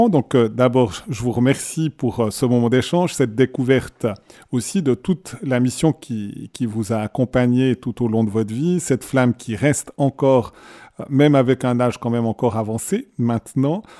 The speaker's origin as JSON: {"language": "French", "town": "Crécy", "country": "France", "said": "puisque je suis originaire de Crécy, comme je vous ai dit l'autre"}